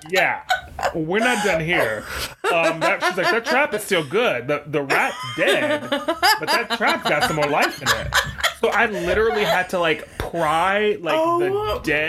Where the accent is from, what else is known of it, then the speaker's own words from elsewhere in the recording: the South, United States; I grew up in the South